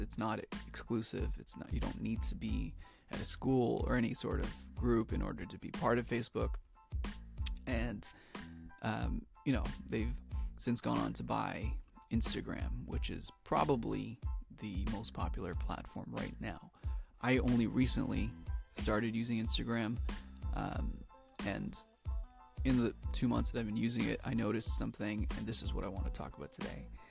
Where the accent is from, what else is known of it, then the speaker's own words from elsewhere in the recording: Toronto, Ontario, Canada; I'm from Toronto, Ontario, in Canada